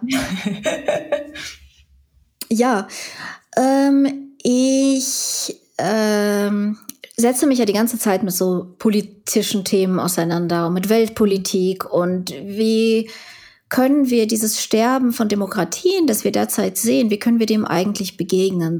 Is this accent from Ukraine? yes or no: yes; Ukraine; now in Germany; ich war ja Ukrainerin